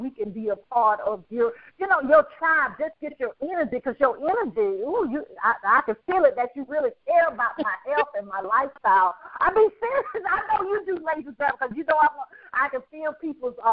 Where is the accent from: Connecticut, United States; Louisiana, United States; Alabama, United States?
Alabama, United States; Birmingham; moved away; also born or lived in Atlanta; originally from Birmingham, Alabama.